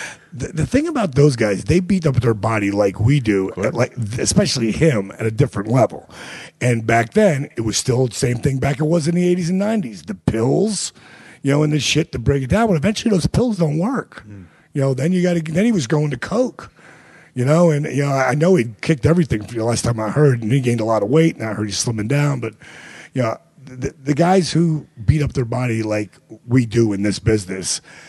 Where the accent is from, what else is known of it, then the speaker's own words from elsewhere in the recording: New Jersey, United States; In Jersey.